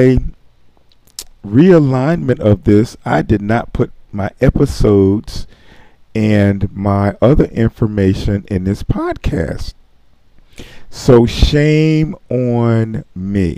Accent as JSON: {"language": "English", "town": "Philadelphia", "region": "Pennsylvania", "country": "United States", "tie": "born or raised there", "also_born_or_lived": "Camden, New Jersey", "said": "I was born and raised in Philadelphia."}